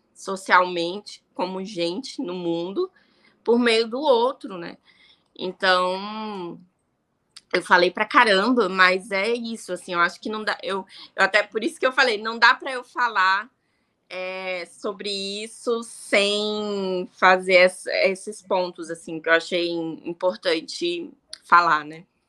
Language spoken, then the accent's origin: Portuguese; Ceilândia, Federal District, Brazil; Eu sou nascida e criada em Ceilândia, sou brasiliense